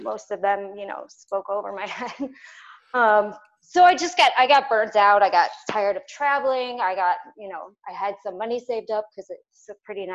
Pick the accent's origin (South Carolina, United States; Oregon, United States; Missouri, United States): Missouri, United States; St. Louis; moved away as an adult; also born or lived in Los Angeles, California / Chicago, Illinois; I'm from the Midwest. So I'm from Missouri